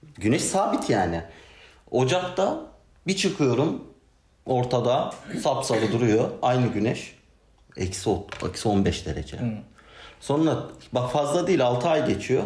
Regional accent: Ankara, Turkey; ben Ankaralıyım.

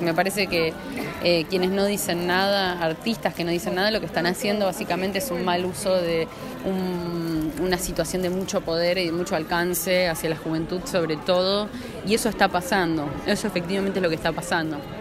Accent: Sunchales, Santa Fe, Argentina; now in Buenos Aires, Argentina; yo hace ya como 12 años que me fui de, Sunchales, de Santa Fe también. Me fui directamente a Capital.

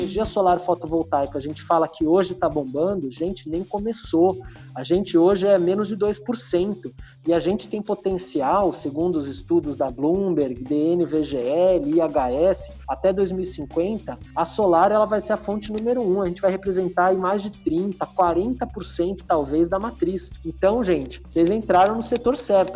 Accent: São Paulo, Brazil; paulista paulistano de São Paulo, é, nascido e criado em São Paulo

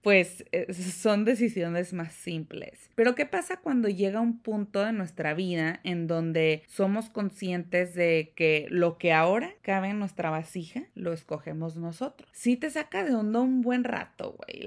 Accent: Mexico; moved away; yo doy por sentado el hecho de que vengo de un país, de México

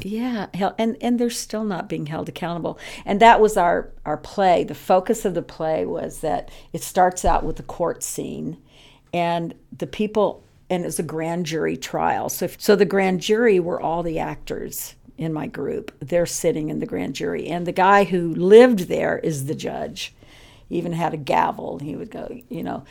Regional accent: Texas, United States; growing up in Texas

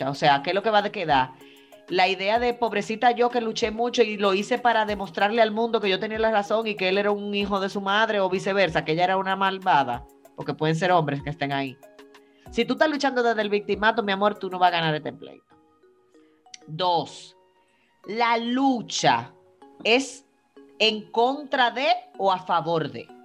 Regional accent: Dominican Republic; Yo soy más, dominicana

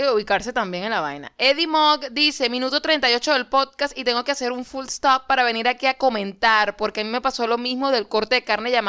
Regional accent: Maracaibo, Zulia, Venezuela; Como buen maracucho, igual me tomé la sopa creyendo que esa vaina era caimán de verdad.

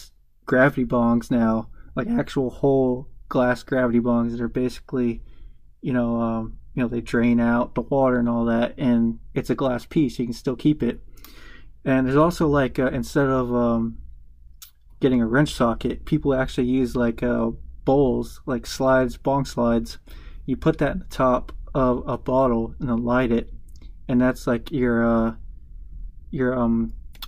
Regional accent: the South, United States; I'm from the South

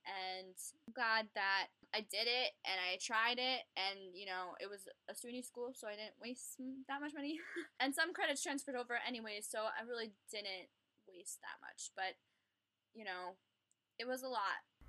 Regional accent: Long Island, New York, United States; I'm from Long Island, New York

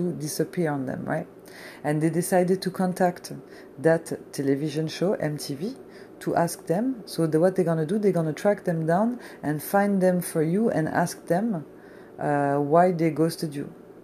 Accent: France; moved away; I'm a chick from France

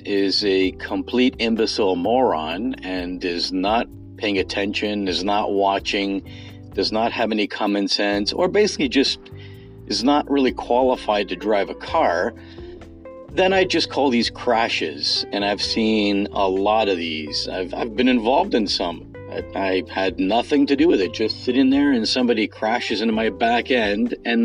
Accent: Toronto, Ontario, Canada; I'm specifically from the Greater Toronto Area

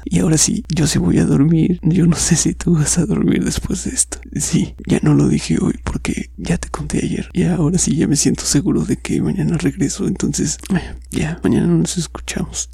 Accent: Mexico; soy mexicano

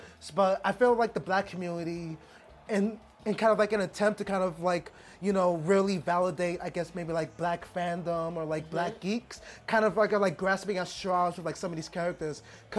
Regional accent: New York, United States; now in Japan; we grew up in the New York education system.

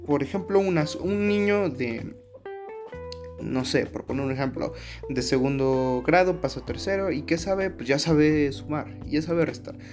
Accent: Mexico; uno como mexicano

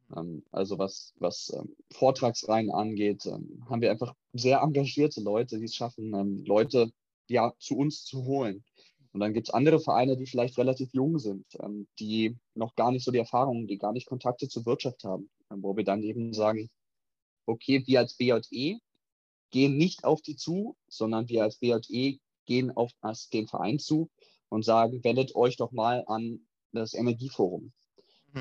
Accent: Berlin, Germany; moved away as an adult; now in Aachen, Germany; drei Monate in Berlin, wo ich herkomme.

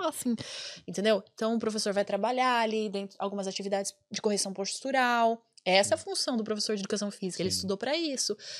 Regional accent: Brazil; now in Ireland; eu sou, sou, muito brasileira, eu amo o Brasil, sabe? Eu moro na Irlanda, mas eu amo o Brasil

